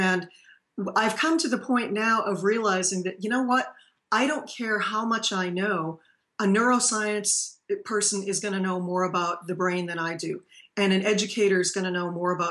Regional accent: Paxton, Massachusetts, United States; now in Tennessee, United States; I'm a native from Massachusetts, and so I've been down in Tennessee now since 1992.

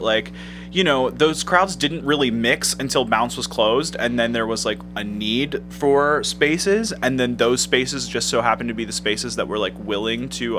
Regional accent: Pittsburgh, Pennsylvania, United States; now in Cleveland, United States; When I first moved to Cleveland, because I'm from Pittsburgh

